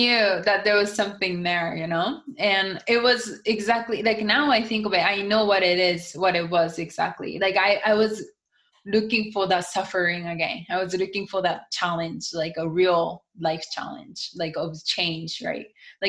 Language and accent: English; United States; I mean, I think I'm American. I look Japanese, but I'm completely more American than I think most of the Japanese people.